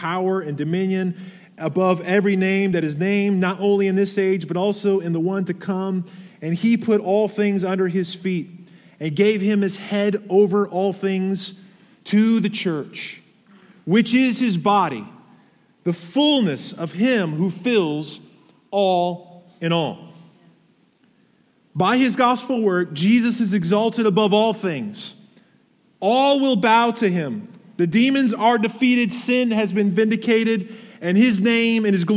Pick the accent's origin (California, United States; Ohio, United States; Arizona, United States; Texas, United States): Arizona, United States; I was born in Arizona